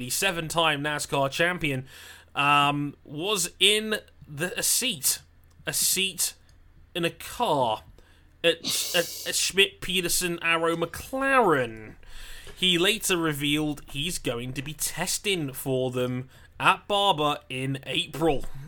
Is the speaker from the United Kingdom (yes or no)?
yes; United Kingdom; being British